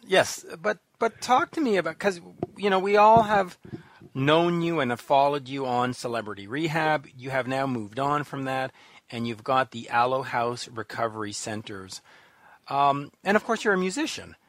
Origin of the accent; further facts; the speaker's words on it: Canada; accent: Canadian; my Canadian accent